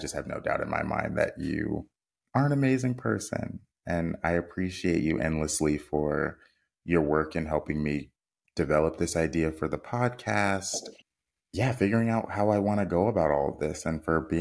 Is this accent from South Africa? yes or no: no; United States; We as American viewers